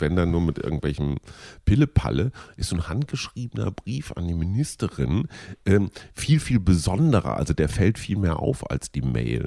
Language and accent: German; North Rhine-Westphalia, Germany; aus meiner Jugend als Kind in Nordrhein-Westfalen